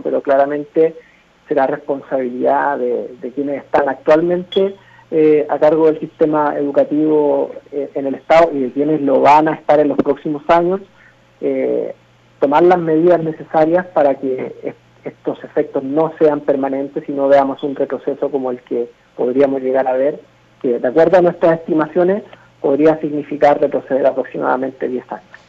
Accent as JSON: {"language": "Spanish", "country": "Mexico"}